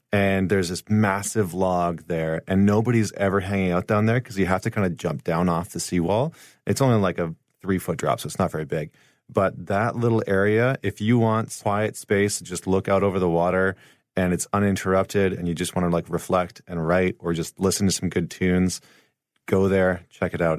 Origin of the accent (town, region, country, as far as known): St. Albert, Alberta, Canada